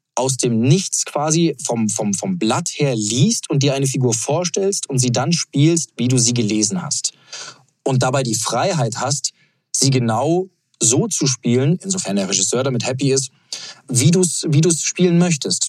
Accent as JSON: {"language": "German", "town": "Munich", "region": "Bavaria", "country": "Germany", "tie": "born or raised there", "said": "München, meine Heimat"}